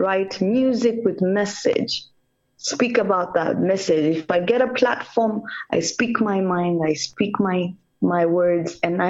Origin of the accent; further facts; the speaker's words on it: Kenya; English is a second language; I'm a Kenyan because my parents intermarried